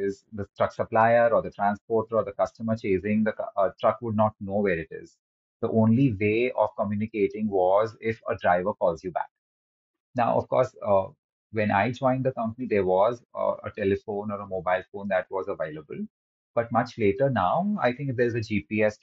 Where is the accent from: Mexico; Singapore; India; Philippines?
India; Mumbai, Maharashtra; also born or lived in Kolkata / United Kingdom; I was born in Calcutta in a simple traditional Marwadi family. And we quickly moved as a family to Mumbai, and I spent the rest of my life here